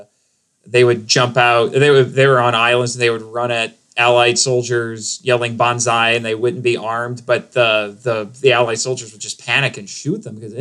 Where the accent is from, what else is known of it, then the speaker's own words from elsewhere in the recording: United States; especially in the United States, because we have, as Americans